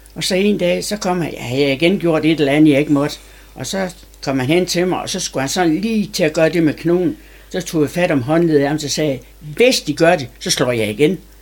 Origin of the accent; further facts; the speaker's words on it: Sæby, North Denmark Region, Denmark; also born or lived in Aalborg / Haderslev; Og der blev jeg adopteret af min mor, da jeg var to og halvt år, og kom til Sæby